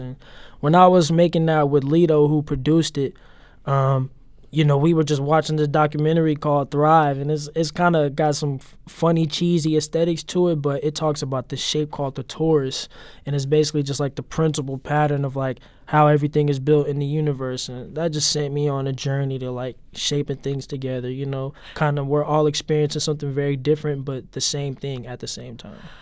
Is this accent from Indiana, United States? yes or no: no; St. Louis, Missouri, United States; moved away as an adult; now in Los Angeles, United States; I mainly grew up in Gravelly Park, off Chippewa, Iowa, but me and my mom also spent some time, like, kinda near Soulard off thirteenth Street.